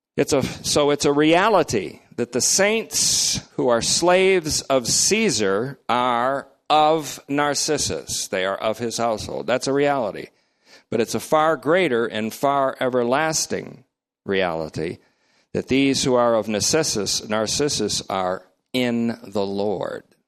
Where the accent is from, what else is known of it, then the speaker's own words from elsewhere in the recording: United States; I'm speaking as an American